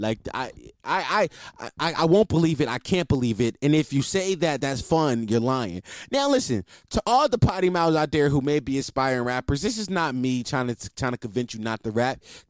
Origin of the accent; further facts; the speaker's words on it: East Coast, United States; Listen, I'm from the East Coast, by the way.